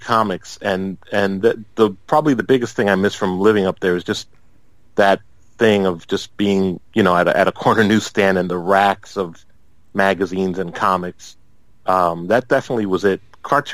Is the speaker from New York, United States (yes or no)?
yes; New York City, New York, United States; I grew up in Brooklyn, and my brother and I would walk down to the corner newsstand